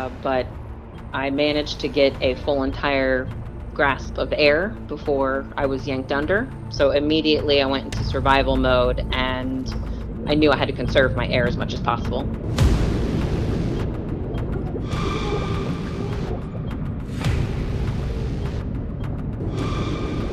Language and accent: English; Florida, United States; we're from Florida